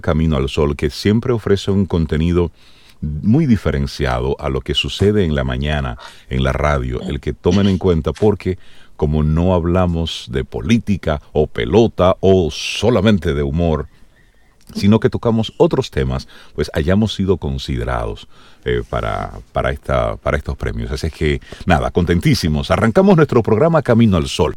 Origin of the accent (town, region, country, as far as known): Dominican Republic